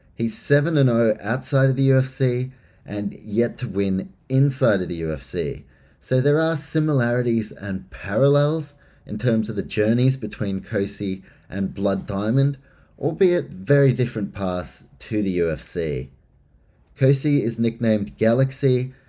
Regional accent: New Zealand; I am from New Zealand

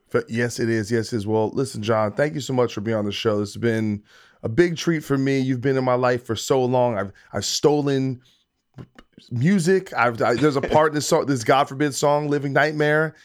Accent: New Jersey, United States; I'm from New Jersey

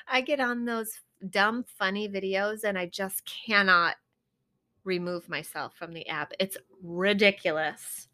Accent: Midwest, United States; I grew up here in the Midwest, not in Wisconsin

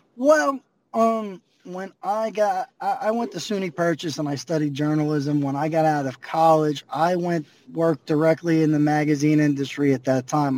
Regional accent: New York City, New York, United States; I grew up on the block the last block of Elmhurst that precedes Maspeth

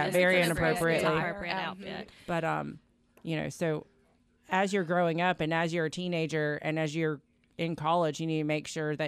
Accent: Florida, United States; we're from Florida.

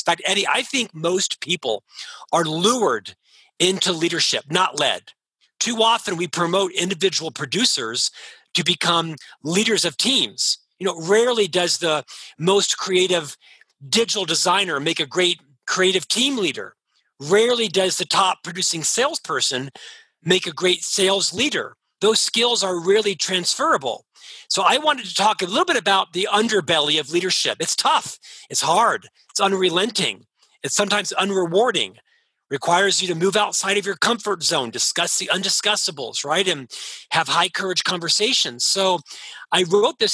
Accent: Orlando, Florida, United States; moved away as an adult; now in Utah, United States; I was born and raised in Orlando, Florida

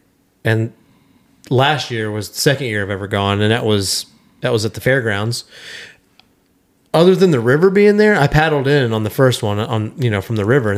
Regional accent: Front Royal, Virginia, United States; moved away as an adult; also born or lived in Clarke County, Virginia / Charlotte, North Carolina / Goldsboro, North Carolina; now in Berryville, United States; I grew up in Front Royal.

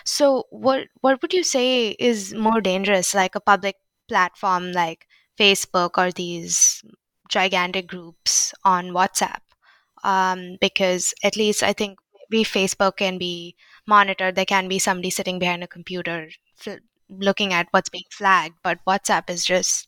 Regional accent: India; I was thinking about India because I'm Indian

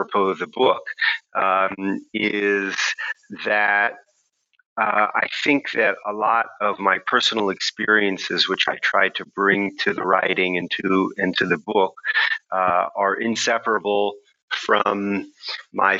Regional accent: Houston, Texas, United States; moved away as an adult; also born or lived in Princeton, New Jersey; now in Israel; I was born in Houston, Texas. And grew up there until I went to college at Princeton at age 17

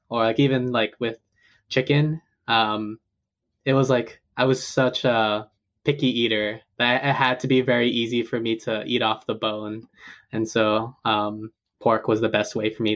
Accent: Hawaii, United States; moved away as an adult; also born or lived in Seattle area (Duwamish land); now in Seattle, United States; how we lived together in Hawaii

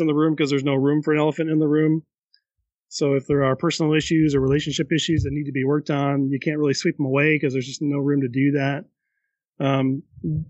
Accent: Holland, Michigan, United States; we're from Holland, Michigan.

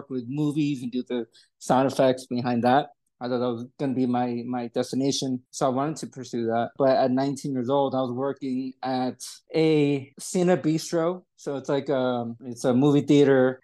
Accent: Atlanta, Georgia, United States; also born or lived in New York; I was born in New York, came to Atlanta when I was 8 years old. So I grew up in Georgia

